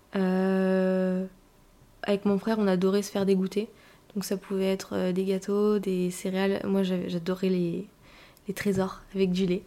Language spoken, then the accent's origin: French; northern France, France; moved away as an adult; now in Paris, France; je viens du nord de la France, où j'ai grandi avec ma mère, mon père, euh, mon petit frère. Et puis maintenant j'habite sur Paris toute seule